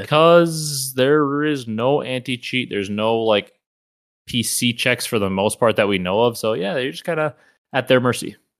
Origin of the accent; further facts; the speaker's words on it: Wisconsin, United States; growing up in the Midwest, Wisconsin, our whole life